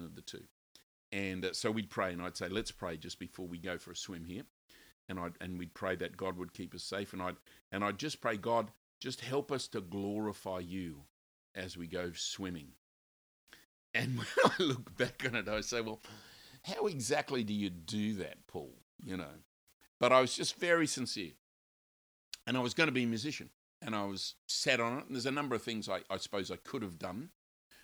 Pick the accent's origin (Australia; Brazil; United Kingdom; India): Australia; I grew up in Australia